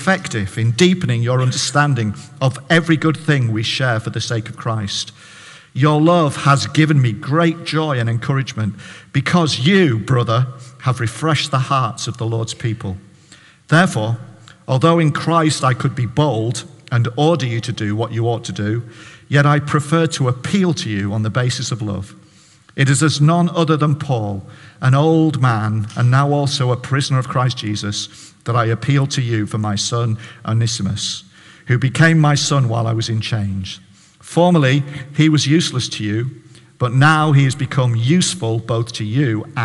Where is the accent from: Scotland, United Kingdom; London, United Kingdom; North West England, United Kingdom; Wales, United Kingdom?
North West England, United Kingdom; Barrow-in-Furness; now in Hartlepool, United Kingdom; I'm a Baptist pastor in Hartlepool. I'm from Barrow